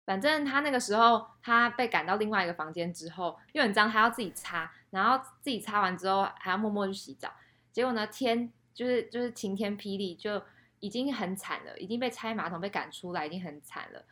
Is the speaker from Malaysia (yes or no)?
no; Taiwan; moved away as an adult; also born or lived in Shanghai, China; 身为一个台湾人